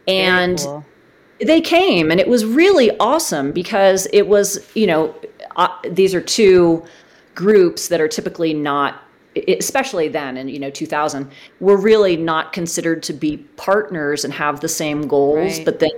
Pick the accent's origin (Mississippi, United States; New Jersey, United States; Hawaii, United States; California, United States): California, United States; Bay Area; moved away as an adult; also born or lived in Portland, Oregon; now in South Lake Tahoe, United States; I grew up in the Bay Area